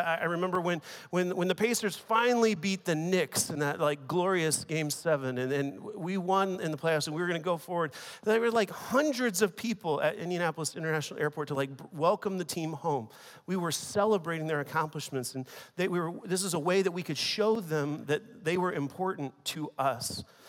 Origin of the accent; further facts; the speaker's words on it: China; English is a second language; I want to begin by just sharing a story with you from when I was a teenager growing up in China.